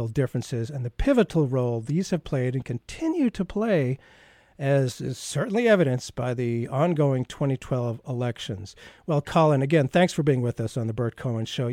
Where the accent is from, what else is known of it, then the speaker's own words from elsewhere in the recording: Yankeedom, New England, United States; I'm from Yankeedom.